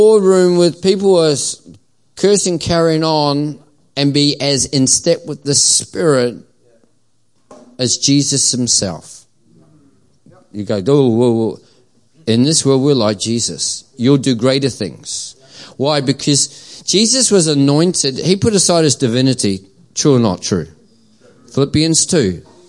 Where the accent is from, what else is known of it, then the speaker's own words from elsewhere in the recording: New Zealand; now in Australia; I'm a quasi, a Kiwi cross Aussie. As I say, I'm an Aussie through and through now, unless the All Blacks are playing and then I'm still a Kiwi.